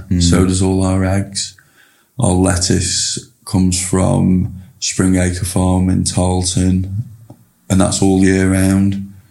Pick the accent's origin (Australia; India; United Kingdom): United Kingdom; Preston, North West England; you know, we're all lads from Preston, every single one of us